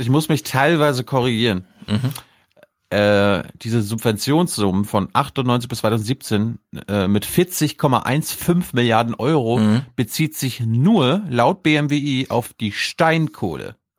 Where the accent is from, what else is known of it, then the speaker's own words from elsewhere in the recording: Berlin, Germany; ich als Berliner